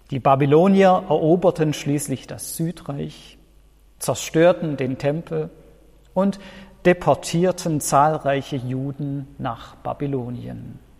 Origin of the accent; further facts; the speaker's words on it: Baden-Württemberg, Germany; Ich als Schwabe kenne das.